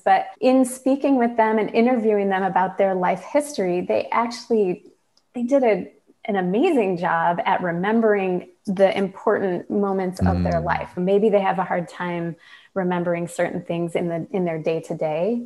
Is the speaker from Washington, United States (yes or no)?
no; Michigan, United States; now in Burlington, United States; I'm from Michigan